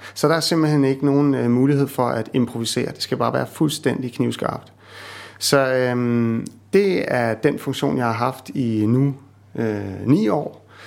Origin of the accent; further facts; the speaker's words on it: Copenhagen, Capital Region of Denmark, Denmark; moved away; jeg er sådan en københavner, ikke?